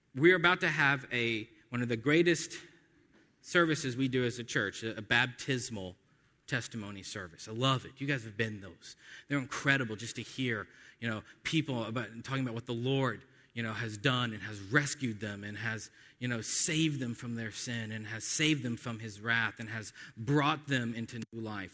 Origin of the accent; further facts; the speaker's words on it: United States; by nature of being American, Because we're born in the West